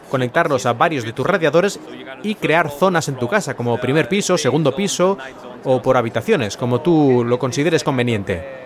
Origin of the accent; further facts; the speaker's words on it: United States; Es una empresa del Reino Unido, yo soy de Estados Unidos y todos los demás son extranjeros de otros lugares.